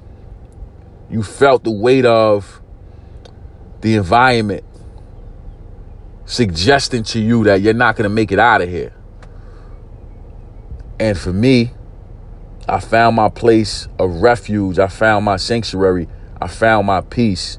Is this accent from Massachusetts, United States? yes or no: no; New York City, New York, United States; I'm from East New York, Brooklyn. Grew up in a housing project called Pink Houses.